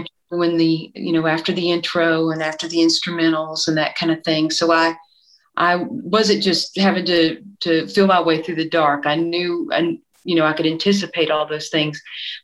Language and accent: English; East Tennessee, United States; I'm from East Tennessee. And so in East Tennessee, you usually grow up listening to gospel music, country, bluegrass, blues